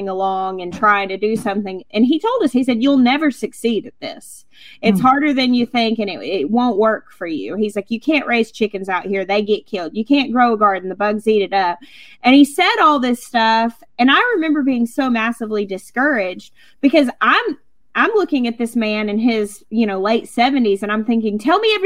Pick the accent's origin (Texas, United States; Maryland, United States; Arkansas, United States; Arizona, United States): Arkansas, United States; I grew up in Arkansas, which is called the natural state